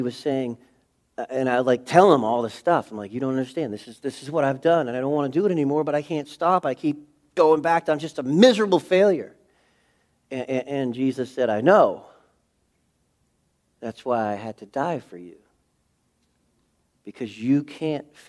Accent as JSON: {"language": "English", "region": "New England", "country": "United States", "said": "I'm from New England"}